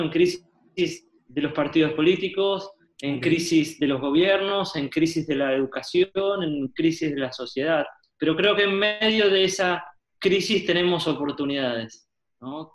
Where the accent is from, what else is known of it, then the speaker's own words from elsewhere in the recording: Buenos Aires, Argentina; nací en la ciudad de Buenos Aires, Argentina, soy porteño